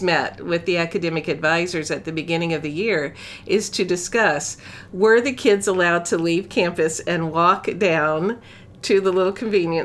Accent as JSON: {"language": "English", "region": "Florida", "country": "United States", "said": "I'm from Florida"}